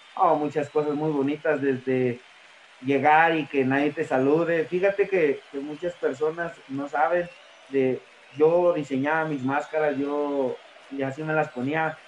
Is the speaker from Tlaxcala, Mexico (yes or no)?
yes; Tlaxcala, Mexico; Yo soy de Tlaxcala y, y llegar a Pachuca, pues eran dos horas, viajar diario